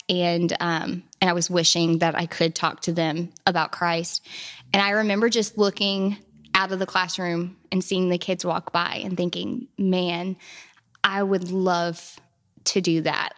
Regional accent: Hodgenville, Kentucky, United States; I'm from Hodgenville, Abraham Lincoln's birthplace. Um, and my family farm is actually connected to Lincoln's Boyhood Home

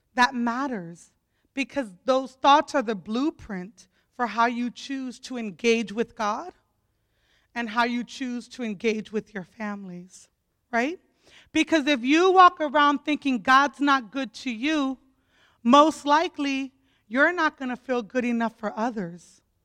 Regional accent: Opelika, Florida, United States; I grew up in Opelika, Florida

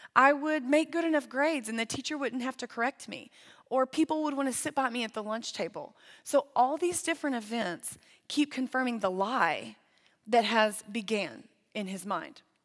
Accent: Lindale, Texas, United States; moved away as an adult; now in Amarillo, United States; I grew up in East Texas in the Tyler area, but the actual town was called Lindale

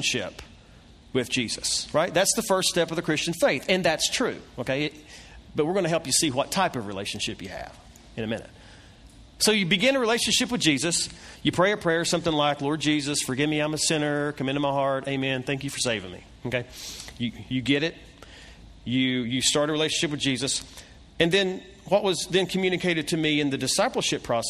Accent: Kingsport, Tennessee, United States; I was raised in East Tennessee, Kingsport, Tennessee, John City, Bristol, Tri-Cities

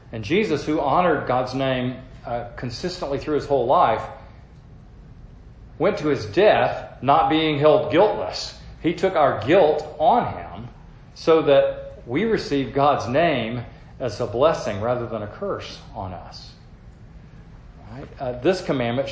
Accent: the South, United States; as a Southerner

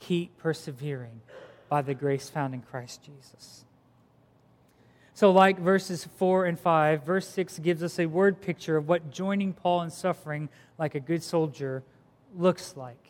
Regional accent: Philippines; moved away; I grew up in the Philippines

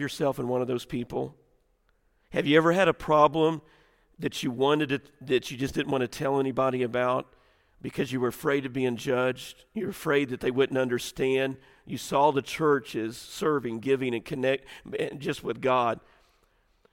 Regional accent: the South, United States; we grew up in the Southern church.

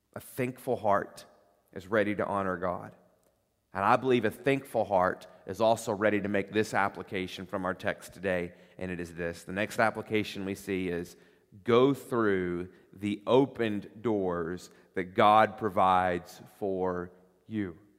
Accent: Corbin, Kentucky, United States; now in Northern Kentucky, United States; I grew up in Corbin, Kentucky, population seven thousand

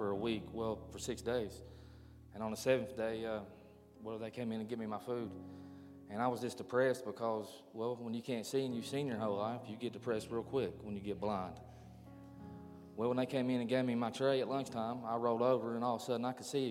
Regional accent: Mingo County, West Virginia, United States; also born or lived in Hurricane, West Virginia; I'm from right here in Hurricane. Yeah. I grew up in Mingo County

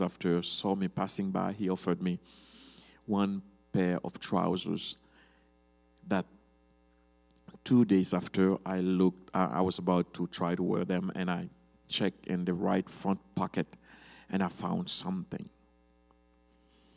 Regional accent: Cap-Haïtien, Nord, Haiti; also born or lived in Georgia, United States; I am originally from Haiti, in Cap Haitien, the northern part of Haiti.

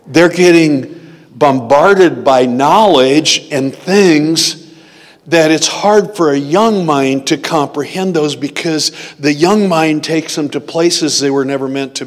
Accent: United States; I've always viewed myself as a Christian who's American

